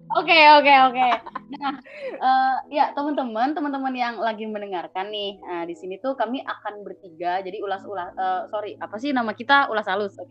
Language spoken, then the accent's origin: Indonesian; Java, Indonesia; aku Jawa tapi aku bukan kayak Jawa yang kalian kenal